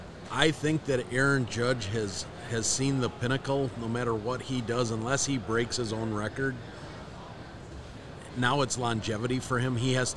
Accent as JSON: {"language": "English", "region": "Wisconsin", "country": "United States", "said": "I'm from Wisconsin"}